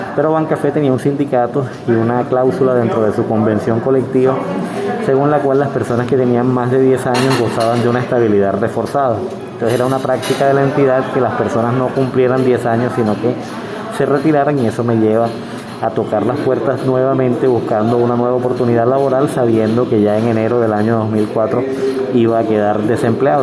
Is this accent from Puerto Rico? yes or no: no; Barranquilla, Atlántico, Colombia; moved away as an adult; also born or lived in Bogotá; now in Sincelejo, Colombia; soy bogotano, nacido en Bogotá, viví solo tres años allá, educado en Barranquilla, lasallista y vivo en Cincelejo desde el año 91